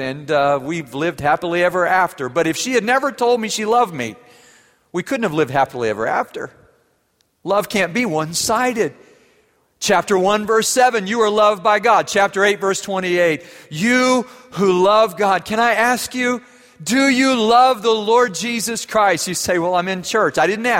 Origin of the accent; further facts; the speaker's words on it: Germany; I wasn't brave enough to say it in English. I grew up in Germany.